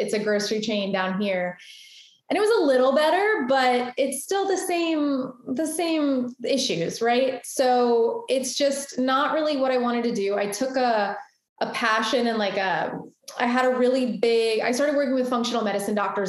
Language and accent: English; Boca Raton, Florida, United States; also born or lived in Deerfield Beach, Florida; now in Fort Lauderdale, United States; I am born and raised in South Florida